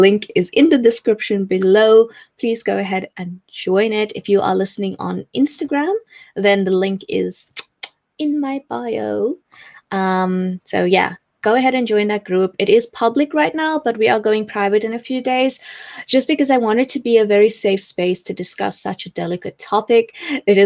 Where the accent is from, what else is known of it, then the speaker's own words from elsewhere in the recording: South Africa; moved away as an adult; now in England, United Kingdom; I am still South African, but I live in England.